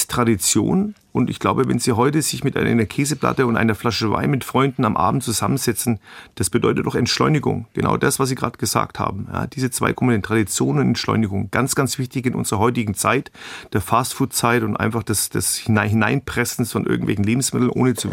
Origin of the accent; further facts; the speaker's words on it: Bavaria, Germany; ich komme hier aus Franken und wir Franken sind ein bisschen den Schwaben ähnlich.